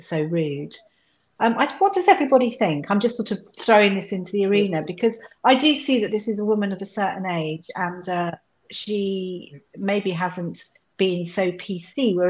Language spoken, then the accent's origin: English; United Kingdom; I'm British, I'm this and that.